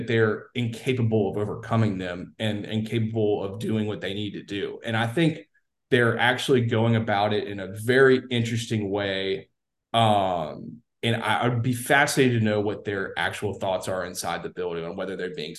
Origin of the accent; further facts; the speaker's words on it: Baton Rouge, Louisiana, United States; born there; My whole family's from Louisiana. I was born in Baton Rouge.